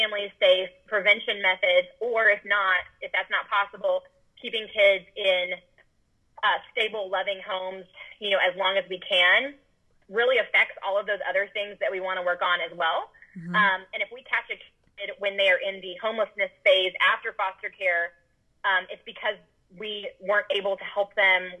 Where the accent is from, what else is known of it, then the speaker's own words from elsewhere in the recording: Austin, Texas, United States; also born or lived in Dallas; I moved back from Dallas to Austin, which is my hometown, My parents live here